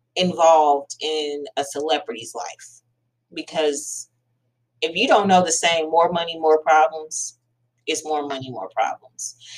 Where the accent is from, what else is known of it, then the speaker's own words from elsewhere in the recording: United States; I am African American